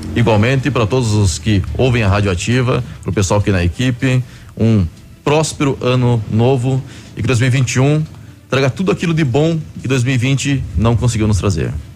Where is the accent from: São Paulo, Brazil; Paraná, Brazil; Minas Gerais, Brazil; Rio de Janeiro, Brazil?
Paraná, Brazil; Curitiba; born or raised there; moved away as an adult; now in Pato Branco, Brazil